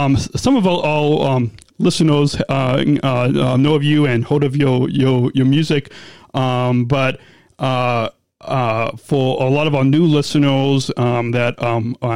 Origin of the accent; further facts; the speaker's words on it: Westmont, Illinois, United States; where I grew up in Westmont, suburbs of Chicago